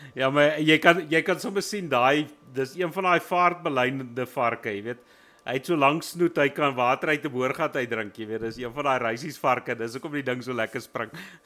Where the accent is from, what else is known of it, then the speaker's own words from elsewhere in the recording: Wild West Rand, Gauteng, South Africa; ek is van die Wille Wesrand af